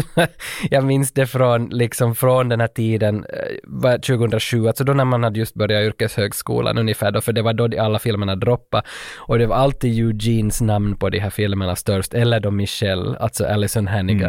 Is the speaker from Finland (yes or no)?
yes; Vaasa, Ostrobothnia, Finland; hemma i Vasa